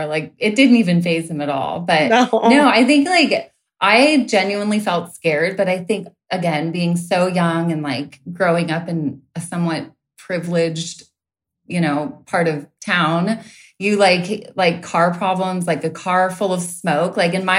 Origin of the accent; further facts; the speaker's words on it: Laguna Beach, California, United States; moved away; also born or lived in Hawaii; I'm from Laguna Beach